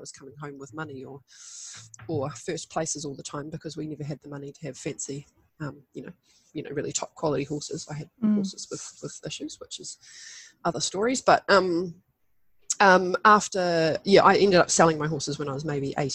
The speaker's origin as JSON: {"language": "English", "country": "New Zealand", "tie": "born or raised there", "said": "I was running wild around the bush in the and the beach, as many Kiwi kids"}